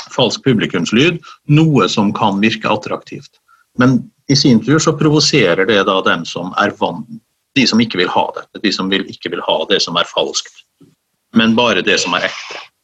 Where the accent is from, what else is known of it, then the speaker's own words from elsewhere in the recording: Møre og Romsdal, Norway; also born or lived in Oslo; now in Trondheim, Norway; Jeg er oppvokst i Romsdalen, um, flyttet til Oslo som ganske ung